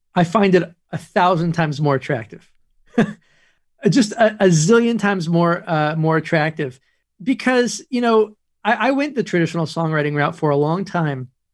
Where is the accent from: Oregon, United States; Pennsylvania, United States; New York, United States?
New York, United States; Woodstock; moved away; also born or lived in Los Angeles / Nashville; I grew up in Woodstock